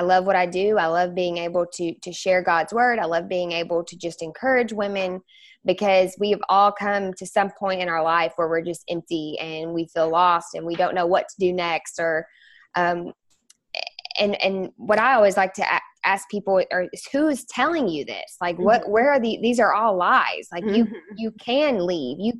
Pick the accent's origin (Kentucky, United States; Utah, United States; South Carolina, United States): Kentucky, United States; Bowling Green; also born or lived in Louisville, Kentucky; I was born and raised in Bowling Green, Kentucky